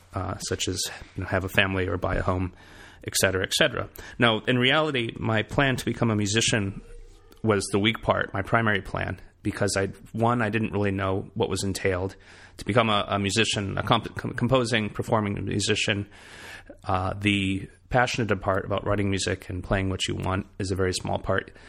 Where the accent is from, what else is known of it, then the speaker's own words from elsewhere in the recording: Michigan, United States; moved away as an adult; also born or lived in Boston; now in South Carolina, United States; from my hometown in Michigan